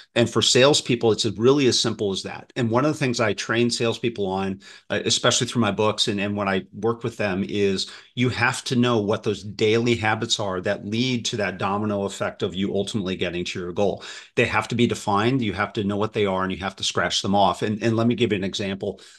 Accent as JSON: {"language": "English", "region": "Midwest", "country": "United States", "tie": "born or raised there", "said": "I grew up in the Midwest"}